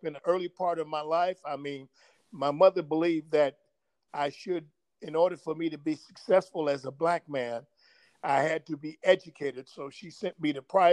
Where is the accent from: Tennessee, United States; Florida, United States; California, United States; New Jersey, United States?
California, United States; Los Angeles; now in Desert Hot Springs, United States; I was raised in South Central Los Angeles, which was predominantly black